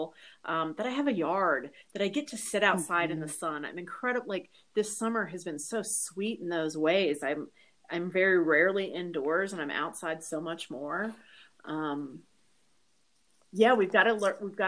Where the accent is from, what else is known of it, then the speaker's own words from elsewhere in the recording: Louisiana, United States; as a child in Louisiana